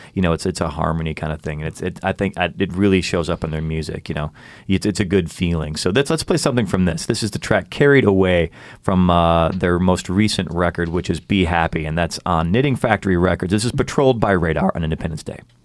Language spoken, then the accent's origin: English; Chicago, Illinois, United States; moved away; I'm from Chicago